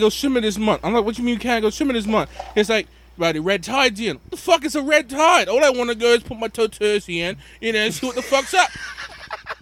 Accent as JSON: {"language": "English", "country": "Bermuda", "also_born_or_lived": "Rhode Island, United States / Massachusetts, United States", "moved": "as an adult", "lives_now": "United States", "said": "I am originally from Bermuda. I've been in this country of the USA in Rhode Island and Massachusetts since 2009. I came here for school"}